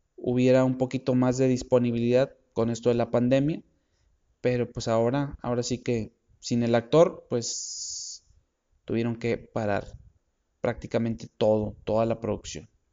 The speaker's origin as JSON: {"language": "Spanish", "town": "Monterrey", "region": "Nuevo León", "country": "Mexico", "said": "los que somos de Monterrey"}